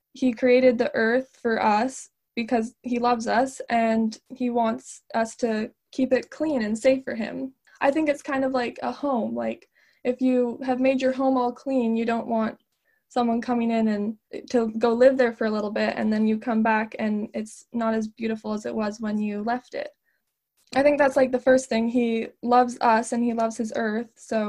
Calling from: Alberta, Canada; I'm 18 and I'm calling in from Alberta, Canada.

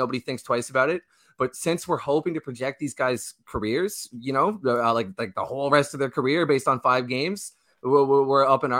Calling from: St. John's, Newfoundland and Labrador, Canada; That is correct, man. I'm coming from St. John's, Newfoundland, Canada.

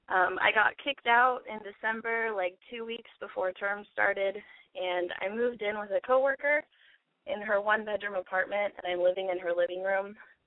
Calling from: Portland, Oregon, United States; I'm calling from Portland. I'm a month and 5 days shy of 18.

